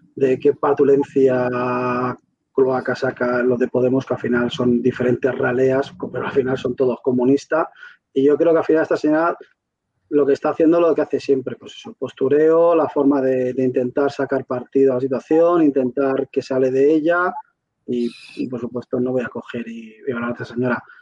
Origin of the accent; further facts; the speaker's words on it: Valencian Community, Spain; la Valenciana, que somos la región de Europa con más sanitarios contagiados